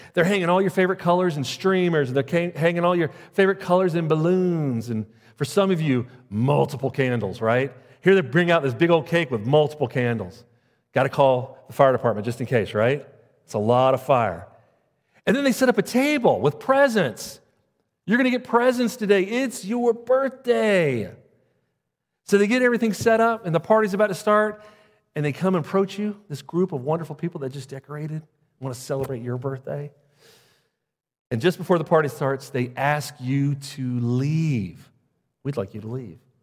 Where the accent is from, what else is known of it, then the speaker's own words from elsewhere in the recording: Jacksonville, Florida, United States; moved away; I'm from Jacksonville, Florida.